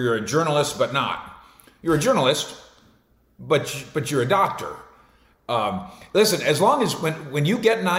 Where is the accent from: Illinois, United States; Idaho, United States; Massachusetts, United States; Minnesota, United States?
Minnesota, United States; moved away as an adult; also born or lived in Denver / San Francisco; now in Dallas, United States; I grew up in Minnesota